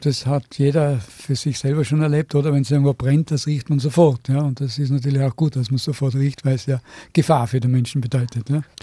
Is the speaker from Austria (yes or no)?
yes; Innsbruck, Tyrol, Austria; also born or lived in Seefeld; ich selber bin aber Innsbrucker und damals in Seefeld geboren, weil eben Innsbruck zu 1944 eine gefährliche Stadt war